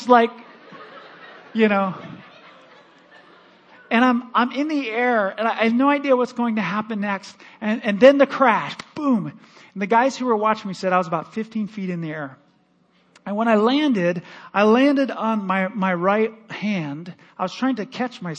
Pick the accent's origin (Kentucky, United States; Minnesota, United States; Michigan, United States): Michigan, United States; moved away as an adult; also born or lived in Missouri; now in Omaha, United States; My wife and I were raised, we grew up in Michigan